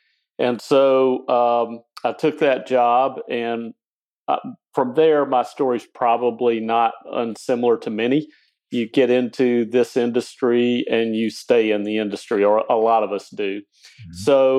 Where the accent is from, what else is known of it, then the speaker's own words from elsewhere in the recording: Mississippi, United States; I grew up in Mississippi on a farm, very humble beginnings.